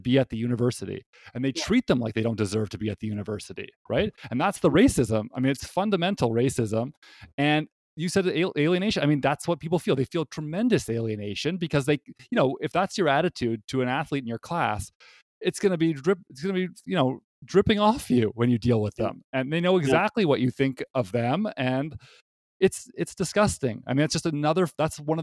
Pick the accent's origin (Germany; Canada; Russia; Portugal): Canada; moved away; I'm from Canada.